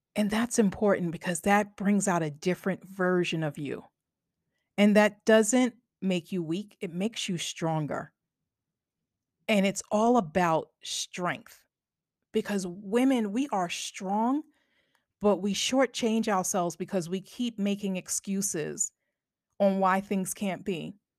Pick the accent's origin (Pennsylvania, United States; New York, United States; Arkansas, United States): New York, United States; Long Island; now in New Jersey, United States; I grew up on Long Island